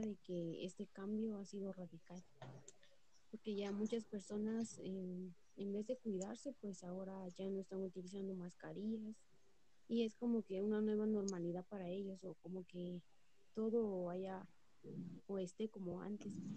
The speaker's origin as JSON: {"language": "Spanish", "town": "San Cristóbal Totonicapán", "region": "Totonicapán", "country": "Guatemala", "tie": "born or raised there", "said": "yo soy originaria de San Cristóbal de una comunidad de San Cristóbal"}